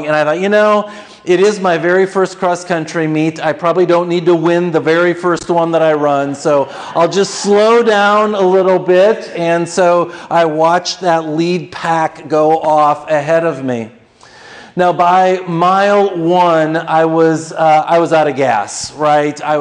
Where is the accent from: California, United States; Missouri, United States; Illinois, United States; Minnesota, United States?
Minnesota, United States; I grew up in Minnesota